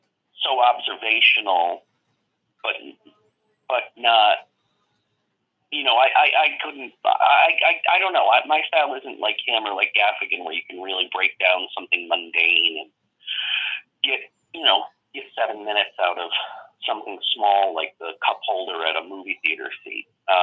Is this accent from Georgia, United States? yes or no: no; Lee, Massachusetts, United States; born or raised there; moved away; also born or lived in Pittsfield, Massachusetts